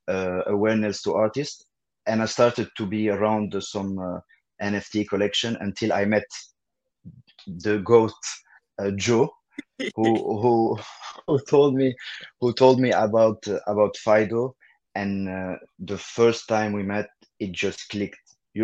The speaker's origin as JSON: {"language": "English", "country": "Belgium", "tie": "born or raised there", "also_born_or_lived": "Lebanon", "second_language": "English", "said": "like … or …. Born and raised in Belgium from Lebanese parents. So I work between Paris and Brussels."}